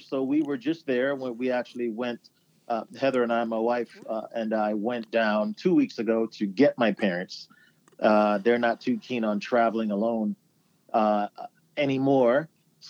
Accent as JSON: {"language": "English", "town": "Wolverhampton", "region": "West Midlands", "country": "United Kingdom", "tie": "born there", "said": "I was born in England, in Wolverhampton, England."}